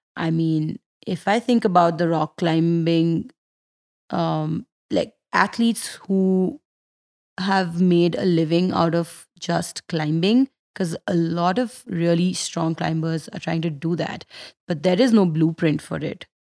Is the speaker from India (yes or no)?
yes; Delhi, India; I'm from Delhi